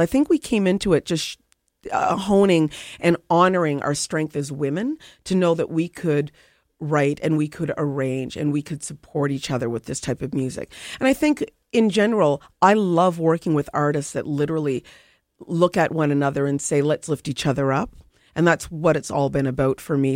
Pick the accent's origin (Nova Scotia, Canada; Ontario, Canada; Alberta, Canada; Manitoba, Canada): Nova Scotia, Canada; I grew up in Nova Scotia